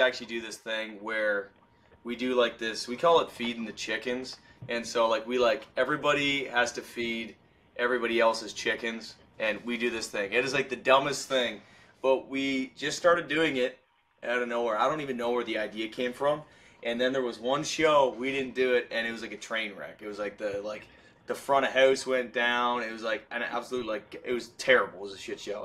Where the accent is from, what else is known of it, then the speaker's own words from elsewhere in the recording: Canada; moved away as an adult; now in Tennessee, United States; Being a Canadian guy